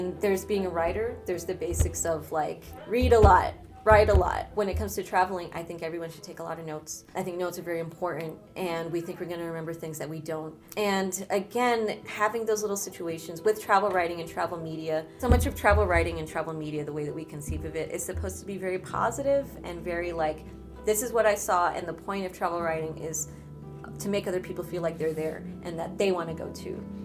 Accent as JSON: {"language": "English", "country": "United States", "tie": "born or raised there", "also_born_or_lived": "Ecuador (ancestry)", "lives_now": "New York, United States"}